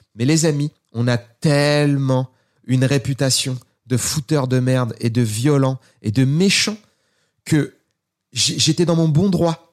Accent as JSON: {"language": "French", "area": "Seine-Saint-Denis", "region": "Île-de-France", "country": "France"}